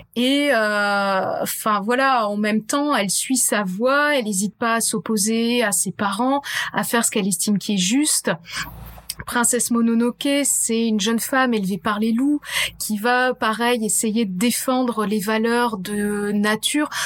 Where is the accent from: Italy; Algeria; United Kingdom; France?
France; on est français